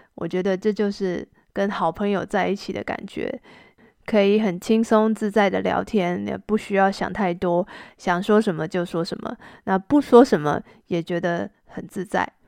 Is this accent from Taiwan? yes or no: yes; Taiwan; moved away as an adult; now in China; 因为这个是我长大的地方。